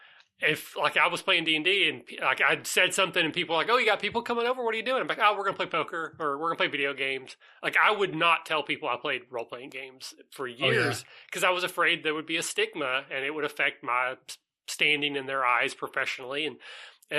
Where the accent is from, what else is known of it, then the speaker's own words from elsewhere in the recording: Southeast Kentucky, United States; I'm from Southeast Kentucky.